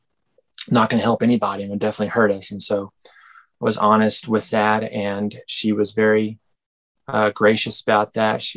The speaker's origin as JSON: {"language": "English", "town": "Benbrook", "region": "Texas", "country": "United States", "said": "I am from Benbrook, Texas, which is right next to Fort Worth, there next to Dallas."}